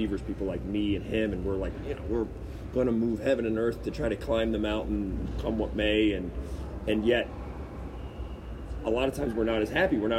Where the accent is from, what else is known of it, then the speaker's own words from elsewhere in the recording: Baltimore, Maryland, United States; I was from Baltimore